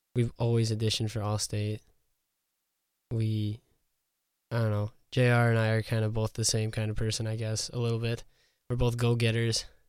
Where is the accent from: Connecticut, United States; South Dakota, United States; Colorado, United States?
South Dakota, United States; Revillo; I was raised outside of Revillo, like Jordan said, I was from Revillo